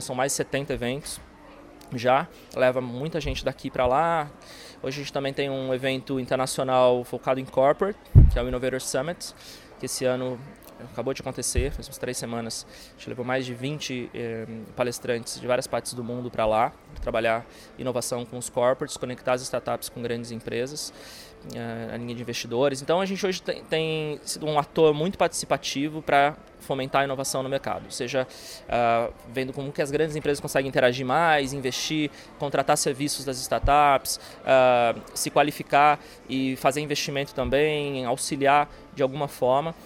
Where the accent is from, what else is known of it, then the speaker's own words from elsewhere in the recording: Brazil; now in United States; nós somos brasileiros